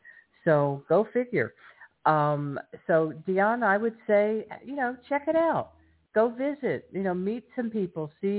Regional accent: Miami, Florida, United States; moved away as an adult; I'm from Miami.

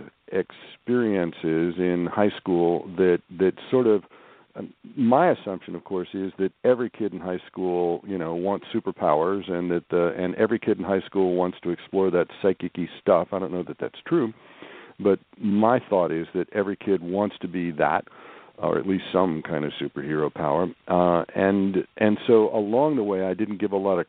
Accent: Kansas City, Kansas, United States; also born or lived in St. Louis, Missouri; I did most of my growing up in Kansas, in the just outside Kansas City on the Kansas side.

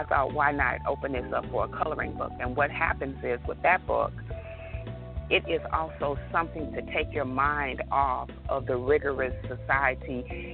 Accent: York, Alabama, United States; I'm from a very, very small town, as you know, I stated with you. I'm from York, Alabama

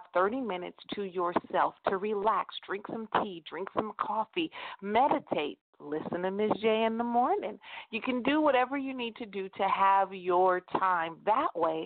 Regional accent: United States; I am an American

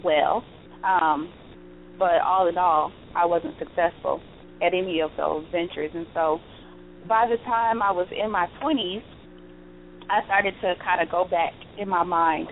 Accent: Cleveland, Ohio, United States; now in Las Vegas, United States; I'm originally from Cleveland, Ohio

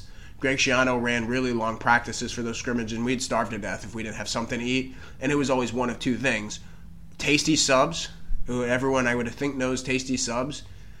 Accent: Virginia, United States; now in New Jersey, United States; I grew up on that in Virginia.

